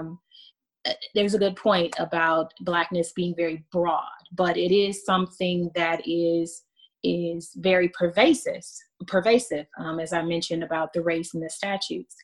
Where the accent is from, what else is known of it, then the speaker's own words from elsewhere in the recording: United States; now in Germany; I'm American. And when I say I'm American